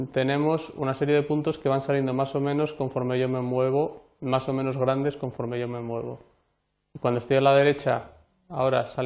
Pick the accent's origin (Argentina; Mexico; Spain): Spain; Anguiano, La Rioja; Fotografía de la danza de Anguiano, eh, mi pueblo, de La Rioja, y una danza muy, muy importante e interesante